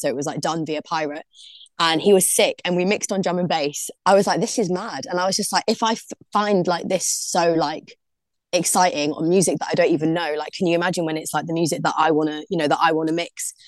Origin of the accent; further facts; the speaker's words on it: London, United Kingdom; now in Liverpool, United Kingdom; I'm originally from London, from Brixton.